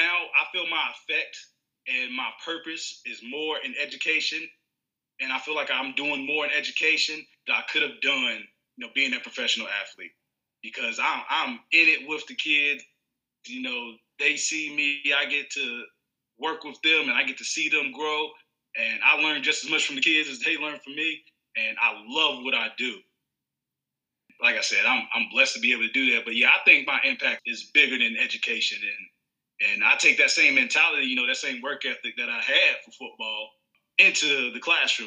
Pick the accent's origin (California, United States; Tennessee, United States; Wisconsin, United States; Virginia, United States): Virginia, United States; Roanoke; moved away as an adult; now in Georgetown County, South Carolina, United States; I'm originally from Roanoke, Virginia. And I'm teaching now in South Carolina in Georgetown County District.